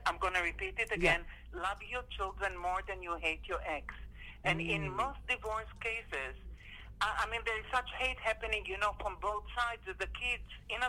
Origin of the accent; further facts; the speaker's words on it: Israel; moved away; I grew up in Israel in a time when coffee shops, like outdoor cafes, were very popular.